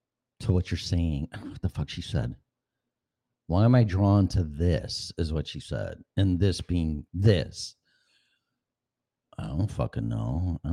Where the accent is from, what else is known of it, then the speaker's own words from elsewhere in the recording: Chicago, Illinois, United States; accent: Chicago; also born or lived in Colorado; I have my Chicago accent and then my Colorado in the mountains.